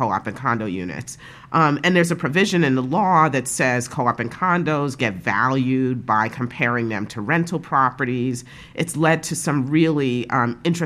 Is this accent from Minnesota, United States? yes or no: no; New York City, New York, United States; also born or lived in Park Slope, Brooklyn; I grew up in Brownsville.